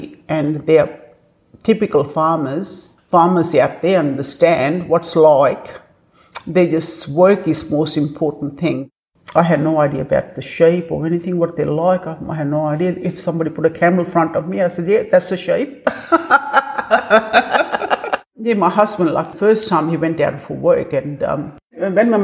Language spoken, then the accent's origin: English; India; English is a second language; moved away as an adult; this new girl from India